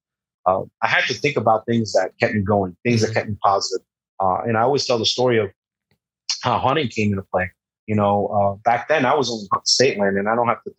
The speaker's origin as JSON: {"language": "English", "town": "Hackensack", "region": "New Jersey", "country": "United States", "tie": "born or raised there", "also_born_or_lived": "Barranquilla, Colombia", "said": "I came here when I was 2 years old. We settled in Hackensack, New Jersey, which is 12 miles outside New York City. So I actually got to grow up looking at the skyline of New York City"}